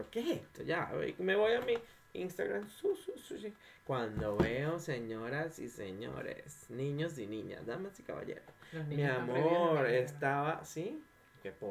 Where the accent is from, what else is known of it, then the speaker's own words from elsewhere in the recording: Maracay, Aragua, Venezuela; De Maracay.